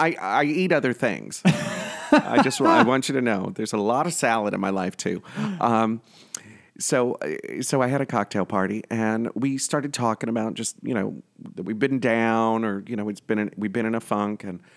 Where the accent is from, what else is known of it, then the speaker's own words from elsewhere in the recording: New York, United States; So me being a New Yorker and part of Cuomo's End AIDS by 2020, and we're well on our way.